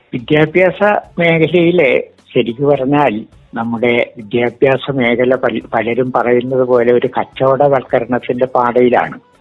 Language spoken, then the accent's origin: Malayalam; Padinjarathara, Kerala, India; now in Kozhikode, India; പടിഞ്ഞാറത്തറ സ്വദേശിയാണ് ഞാൻ അതായത് വയനാട്ടിലെ പടിഞ്ഞാറത്തറ എന്ന